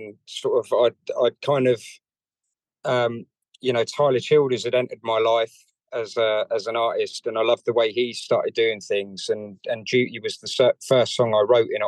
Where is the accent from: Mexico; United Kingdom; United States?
United Kingdom; London; So I grew up in North London to Irish parents